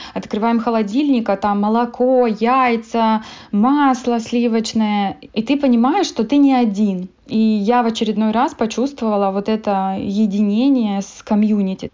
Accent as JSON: {"language": "Russian", "country": "Moldova", "tie": "born or raised there", "moved": "as an adult", "lives_now": "Canada", "said": "я родом из Молдовы"}